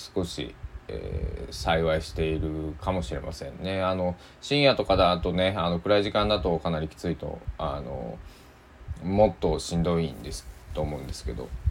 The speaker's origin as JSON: {"language": "Japanese", "town": "Susaki", "region": "Kochi", "country": "Japan", "tie": "born or raised there", "said": "高知県の須崎市っていうところに生まれ育ちました"}